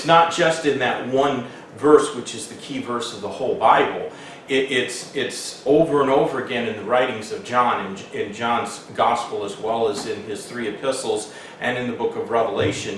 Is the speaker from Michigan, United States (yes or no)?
yes; Hamilton, Michigan, United States; the house that I grew up in Hamilton, Michigan, it was actually Overijssel Township